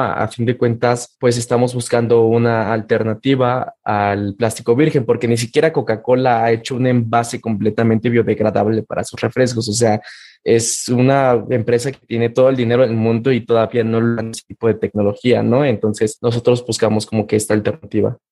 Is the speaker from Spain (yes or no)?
no; Mexico